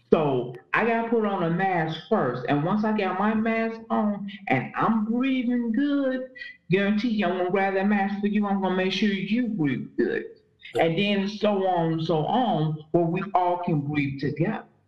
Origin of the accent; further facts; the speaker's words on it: Chicago, Illinois, United States; also born or lived in Robbins, Illinois / Gary, Indiana; I am from the United States of America, from Chicago, Illinois. Um, I have lived in several places in Chicago, Illinois. Um, I originate from the south side, the south suburbs of Illinois, um, Robbins, Illinois. Um, grew up also in Indiana, Northwest Indiana, Gary, Indiana.